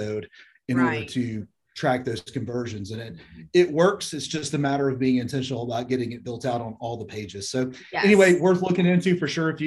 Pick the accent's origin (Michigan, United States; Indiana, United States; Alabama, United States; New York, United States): Alabama, United States; Birmingham; we're both from Birmingham